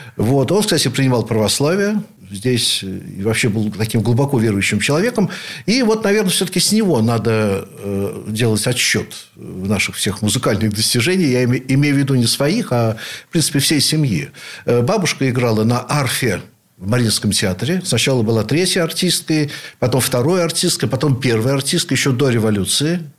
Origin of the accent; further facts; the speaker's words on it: Saint Petersburg, Russia; Я родился в Ленинграде, являюсь потомственным ленинградцем, теперь уже санкт-петербуржцем, наверное, в седьмом поколении